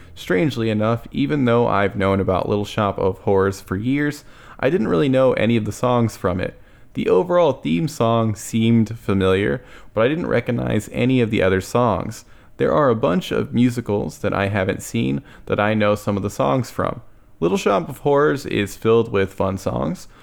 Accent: Texas, United States; As a Texan, I've never encountered real snow.

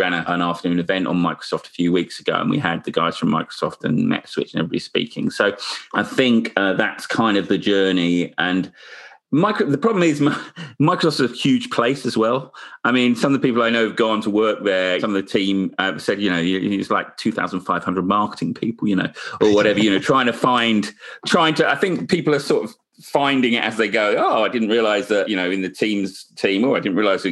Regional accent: United Kingdom; being a Brit

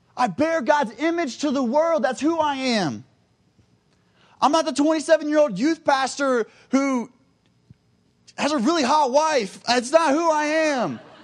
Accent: Cincinnati, Ohio, United States; I am from Cincinnati, Ohio

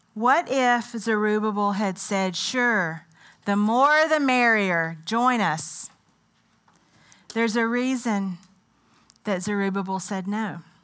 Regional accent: United States; also born or lived in Ethiopia; I'm very much set in my American identity.

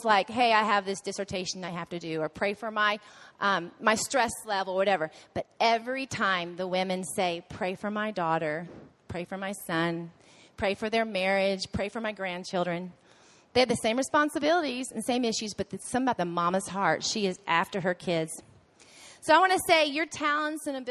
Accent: Waco, Texas, United States; we're from Waco, so sometimes we joke that we're the redneck golfers

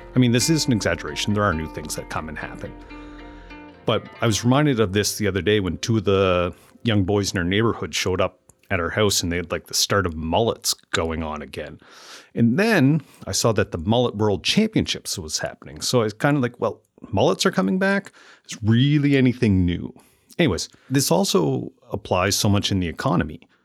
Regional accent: Amherst, Nova Scotia, Canada; moved away as an adult; growing up and then moving back to Amherst, Nova Scotia, where I currently run my business and live with my family.

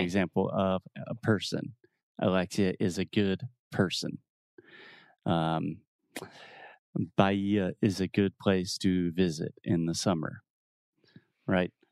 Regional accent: United States; I'm an American

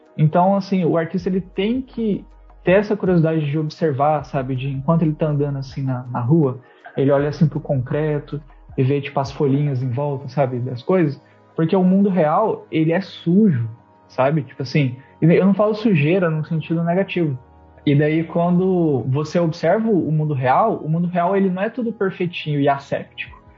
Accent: interior of Goiás, Brazil; moved away; also born or lived in São Paulo; eu sou do interior de, de Goiás

